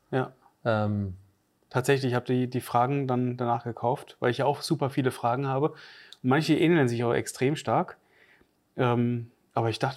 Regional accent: Northern Germany, Germany; Das sagt man bei uns im Norden

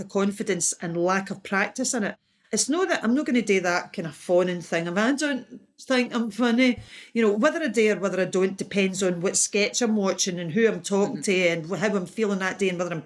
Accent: Ayr, Scotland, United Kingdom; I was brought up in Ayr

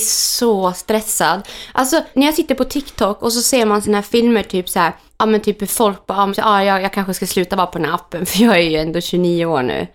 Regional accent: Germany; now in Sweden; där jag kommer från i Tyskland, de äldre är de viktiga i familjen.

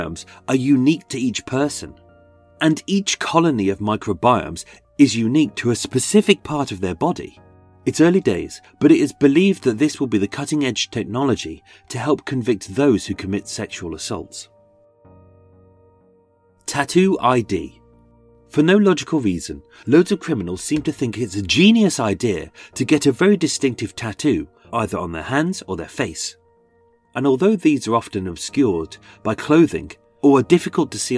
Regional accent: Essex, East of England, United Kingdom; I am from Essex

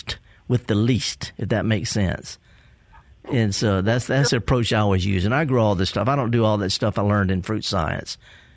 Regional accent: the Mississippi Delta, United States; I'm from the Delta

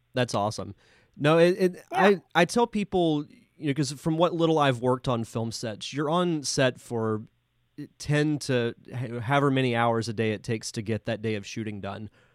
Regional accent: Pensacola, Florida, United States; am from Pensacola

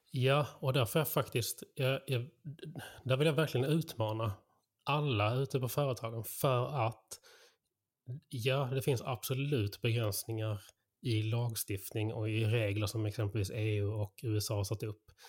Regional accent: Skåne, Sweden; som skåning

